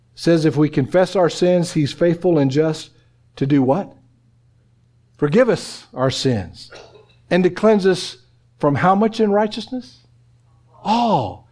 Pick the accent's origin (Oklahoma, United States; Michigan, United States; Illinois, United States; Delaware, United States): Oklahoma, United States; moved away; I'm from Oklahoma